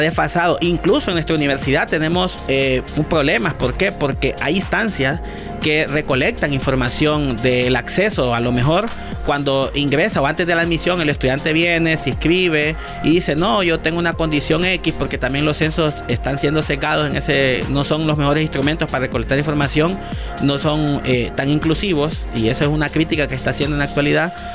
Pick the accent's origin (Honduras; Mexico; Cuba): Honduras